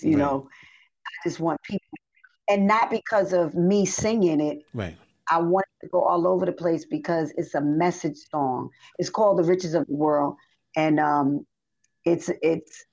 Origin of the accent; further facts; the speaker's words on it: the South, United States; moved away as an adult; also born or lived in New York / Princeton, New Jersey; now in Georgia, United States; I grew up in the South